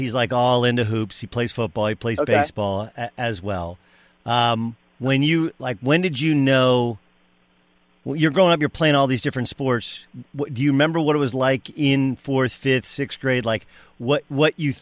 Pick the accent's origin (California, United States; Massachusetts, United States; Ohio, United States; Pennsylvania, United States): California, United States; Southern; I grew up in Southern California